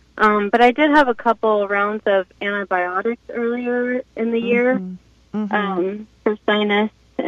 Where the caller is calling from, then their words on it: San Diego, California, United States; I'm calling from San Diego.